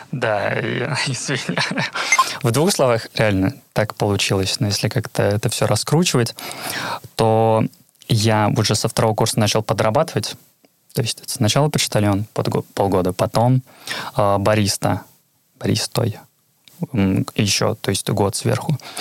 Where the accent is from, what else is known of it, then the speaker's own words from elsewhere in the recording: Petrozavodsk, Republic of Karelia, Russia; first language Russian; moved away as an adult; now in Kirkkonummi, Finland; я из Петрозаводска, столица Карелии